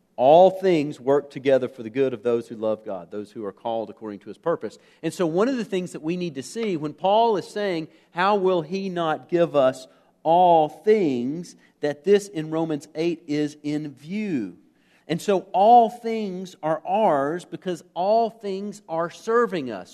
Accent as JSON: {"language": "English", "country": "United States", "said": "As an American"}